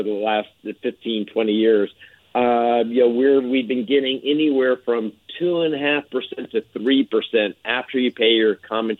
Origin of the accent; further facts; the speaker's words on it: New York City, New York, United States; I'm a New Yorker